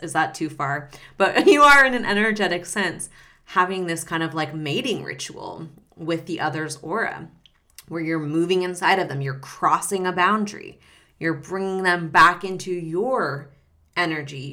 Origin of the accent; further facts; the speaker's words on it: Reno, Nevada, United States; I grew up in Reno, Nevada, so northern Nevada